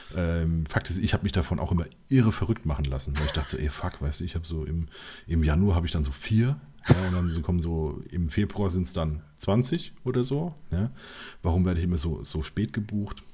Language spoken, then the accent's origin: German; Mainz, Rhineland-Palatinate, Germany; ich bin ja Mainzer